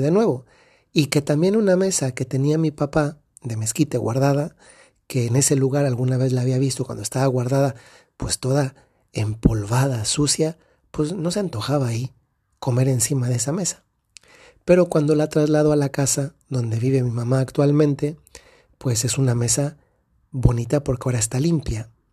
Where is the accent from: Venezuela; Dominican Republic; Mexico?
Mexico; Dolores Hidalgo, Guanajuato; la ciudad de donde soy, Dolores Hidalgo, Guanajuato, en México